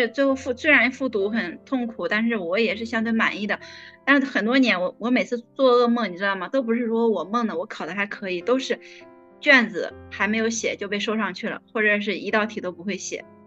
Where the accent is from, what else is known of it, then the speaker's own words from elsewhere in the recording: Henan, China; now in Beijing, China; 因为我是河南人